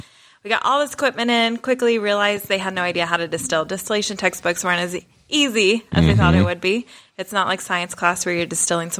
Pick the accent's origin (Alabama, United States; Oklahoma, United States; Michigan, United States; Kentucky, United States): Kentucky, United States; now in Washington, United States; as a Kentucky girl myself